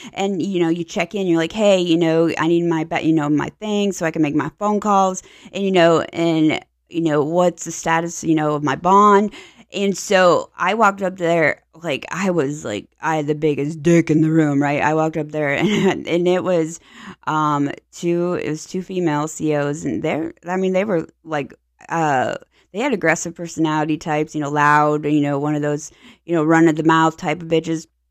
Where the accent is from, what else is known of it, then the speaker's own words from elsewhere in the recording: Pittsburgh, Pennsylvania, United States; now in Tampa Bay, United States; I'm from Pennsylvania, so, you know, when you're born in Pittsburgh area, you just naturally are black and yellow